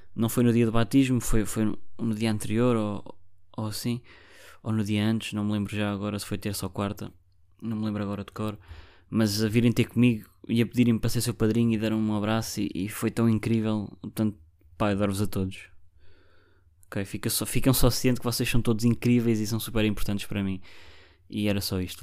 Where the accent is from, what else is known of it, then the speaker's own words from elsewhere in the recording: Barreiro, Lisbon, Portugal; eu sou do Barreiro